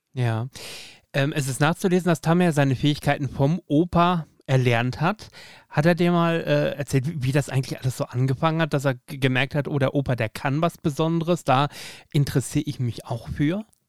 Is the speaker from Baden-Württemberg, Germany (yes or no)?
no; Emden, Lower Saxony, Germany; moved away as an adult; now in Bavaria, Germany; Ich bin ja auch aus Friese gebürtig, Emder